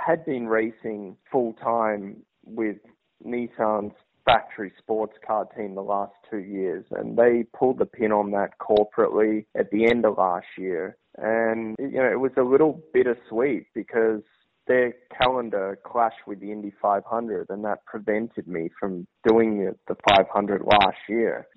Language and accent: English; Australia; now in United States; being an Australian in America